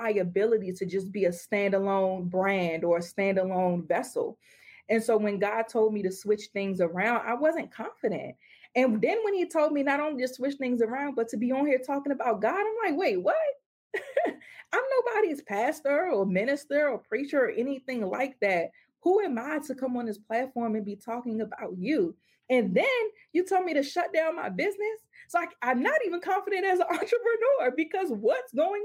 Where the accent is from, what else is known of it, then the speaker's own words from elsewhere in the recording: United States; we as American Christians have the luxury to not have to be persecuted for our faith